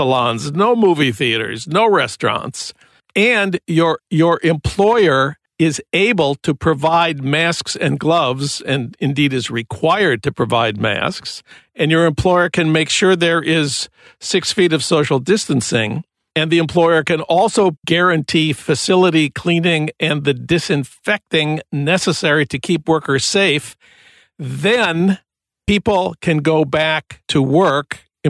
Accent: Minnesota, United States; And Minnesota this week, my home state, also opened some industrial and manufacturing workplaces and some offices.

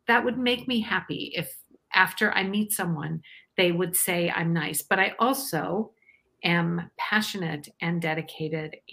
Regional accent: Iowa, United States; Um, I'm actually from Iowa originally.

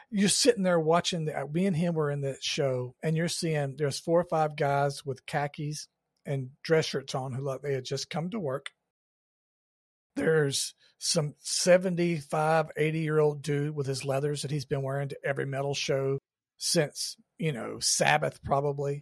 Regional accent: Georgia, United States; I grew up in Georgia

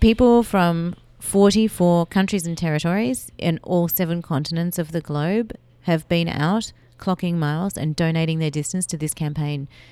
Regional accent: Melbourne, Victoria, Australia; I grew up in Melbourne, Australia

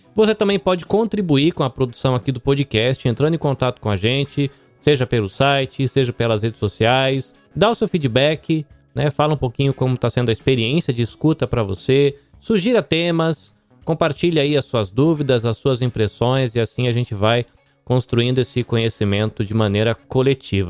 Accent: Brazil; nós somos como brasileiros

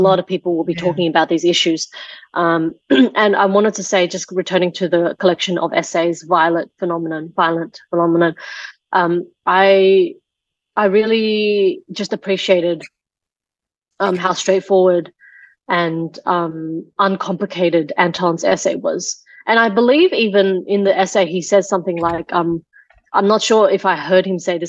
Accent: Taiwan; first language Taiwanese; English is a second language; So, well, my English is my third language. My first language was actually Taiwanese, and then Mandarin, and then Chinese, and then English.

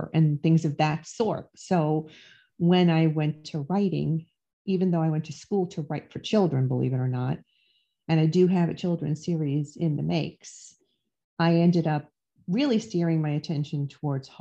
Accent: New York City, New York, United States; I grew up in the Bronx in Throgs Neck in New York

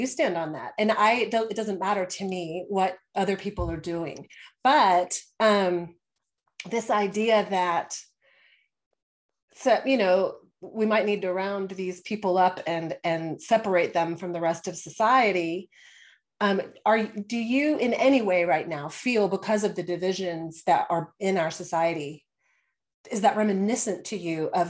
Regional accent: Houston, Texas, United States; also born or lived in Austin, Texas; I'm in the Austin area. And I grew up in Houston

